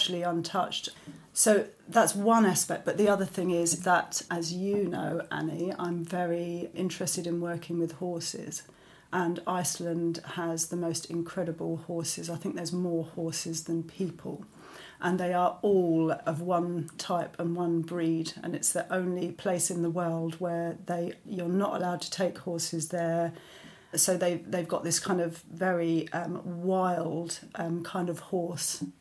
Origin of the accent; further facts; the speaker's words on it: London, United Kingdom; I grew up in London to a English mother and Italian father